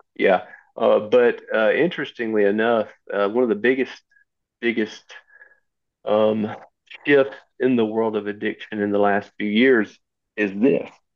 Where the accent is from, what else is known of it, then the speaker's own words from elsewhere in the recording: Southwest Tennessee, United States; I grew, born and raised in Southwest Tennessee. I'm assuming you can hear that in my voice